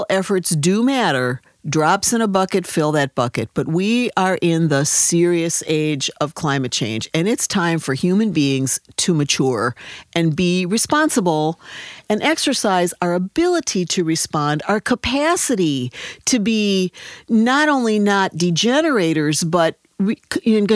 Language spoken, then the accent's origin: English; Wisconsin, United States; I was a sophomore in high school in Wisconsin